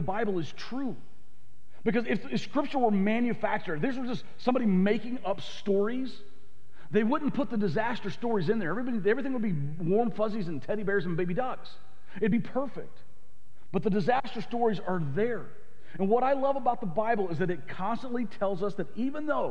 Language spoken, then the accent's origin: English; the South, United States; I grew up in the South. In the South, we would have said it like this.